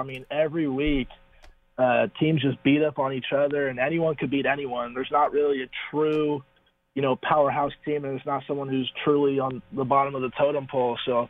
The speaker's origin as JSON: {"language": "English", "town": "Newport Beach", "region": "California", "country": "United States", "tie": "born or raised there", "moved": "as an adult", "lives_now": "Berkeley, United States"}